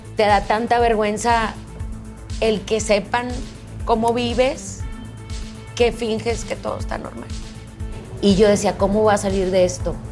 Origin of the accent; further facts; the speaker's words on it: Monterrey, Nuevo León, Mexico; also born or lived in Philadelphia, Pennsylvania; súper feliz de que estés en mi tierra